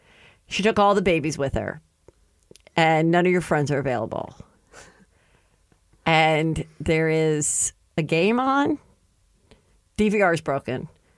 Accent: the San Fernando Valley, California, United States; because we're from the Valley

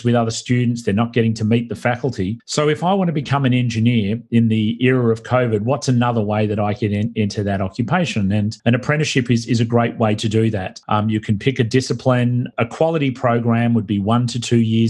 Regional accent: Australia; accent: Australian; now in United States; my homeland, Australia, I'm not from Brooklyn. This is not a Brooklyn accent. This is an Australian accent.

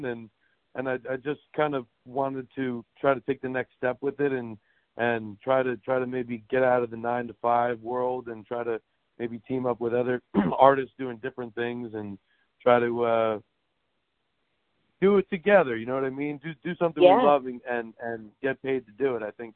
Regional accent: New York City, New York, United States; I'm from New York City.

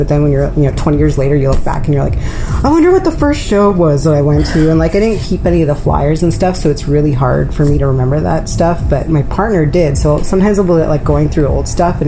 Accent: Toronto, Ontario, Canada; I grew up in Scarborough, so I would go to, like, all the Salvation Armies and all the Value Villages

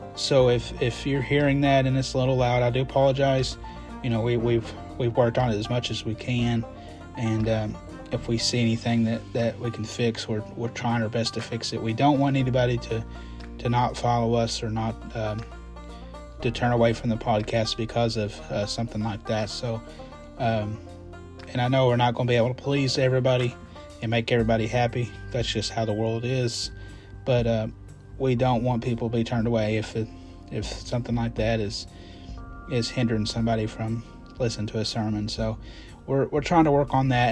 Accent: Kentucky, United States; I'm from Kentucky

